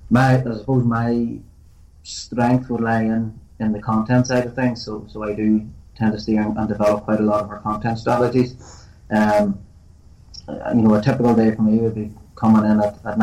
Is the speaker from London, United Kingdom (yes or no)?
no; Northern Ireland, United Kingdom; most young fellas growing up in Northern Ireland, kicking a ball around the streets